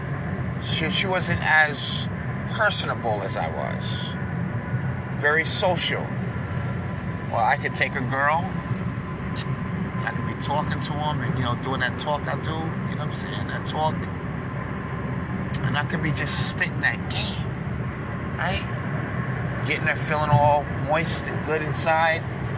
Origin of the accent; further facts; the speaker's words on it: New York, United States; I'm a conservative from New York